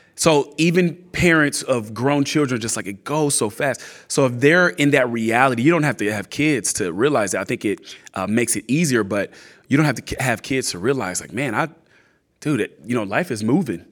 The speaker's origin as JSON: {"language": "English", "region": "California", "country": "United States", "also_born_or_lived": "Atlanta, Georgia", "moved": "as an adult", "lives_now": "San Antonio, United States", "said": "we're from California"}